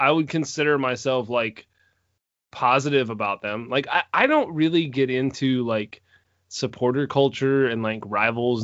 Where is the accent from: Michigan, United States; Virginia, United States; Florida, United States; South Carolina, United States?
South Carolina, United States; Greenville; I'm not originally from Greenville, but essentially that's where I grew up and that kind of thing. So I consider it my hometown.